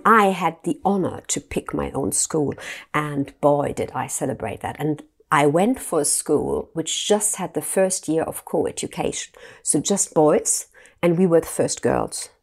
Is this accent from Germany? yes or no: yes; Germany; I grew up in Germany